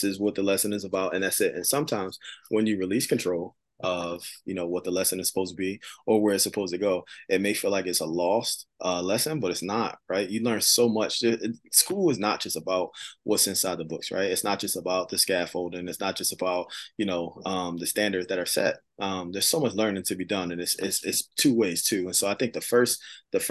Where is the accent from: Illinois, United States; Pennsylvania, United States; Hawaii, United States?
Pennsylvania, United States; Philadelphia; I grew up in Philadelphia, right in the inner city.